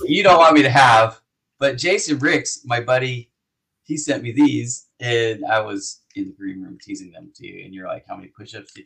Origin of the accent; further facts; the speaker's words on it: Las Vegas, Nevada, United States; now in Los Angeles, United States; Vegas is where I grew up